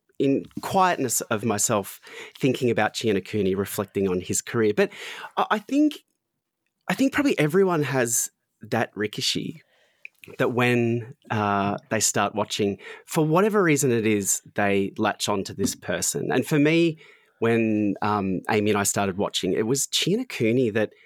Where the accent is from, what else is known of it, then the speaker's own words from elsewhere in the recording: Australia; accent: Australian; I'm Australian